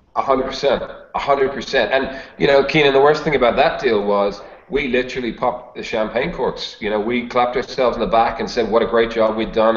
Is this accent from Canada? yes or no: no; Dublin, Leinster, Ireland; moved away as an adult; now in Australia; I live in Australia, but I'm actually Irish. So uh, I grew up uh, in the mean streets of Dublin in in Ireland, and then moved to Australia in my early 20s